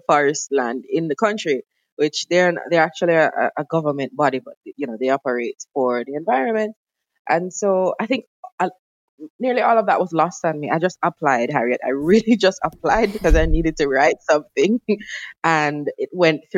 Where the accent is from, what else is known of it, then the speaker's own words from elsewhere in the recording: Jamaica; also born or lived in England; now in United Kingdom; I grew up in Jamaica as what I call an uptown girl